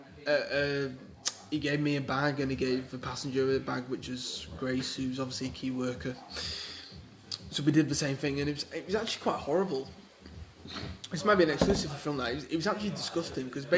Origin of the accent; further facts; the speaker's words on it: Welsh, Wales, United Kingdom; we're all Welsh